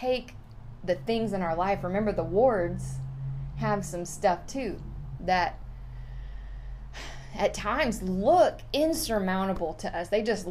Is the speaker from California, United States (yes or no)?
no; Houston, Texas, United States; I'm from the Houston region, I live in the outskirts of the Houston area